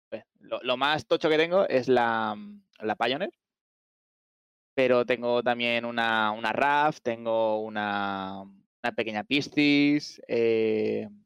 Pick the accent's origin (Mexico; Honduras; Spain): Spain; Valencia, Valencian Community; Pues yo soy de, soy de Valencia, empecé en Star Citizen en octubre del 2021